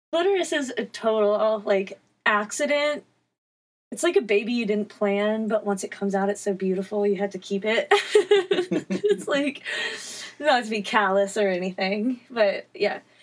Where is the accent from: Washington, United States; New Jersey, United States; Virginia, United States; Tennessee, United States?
Virginia, United States; Newport News; I'm from Newport News, Virginia.